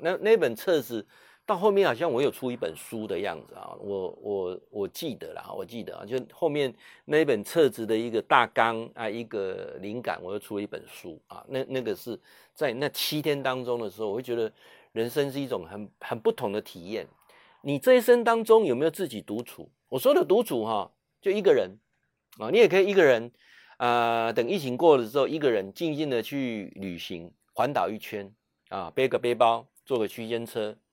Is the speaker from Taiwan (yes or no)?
yes; Taiwan; 身为台湾人